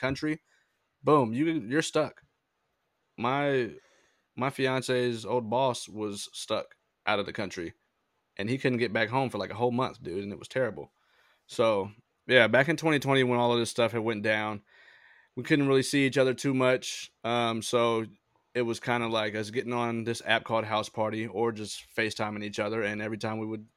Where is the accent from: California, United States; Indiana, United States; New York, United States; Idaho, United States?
California, United States; Sacramento; I am from Sacramento, California, currently still living in California in an undisclosed location